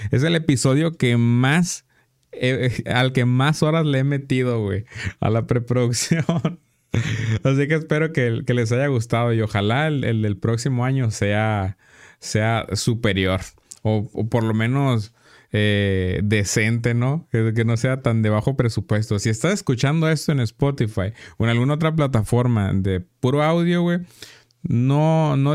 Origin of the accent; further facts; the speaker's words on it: Mexico; Porque somos mexicanos, güey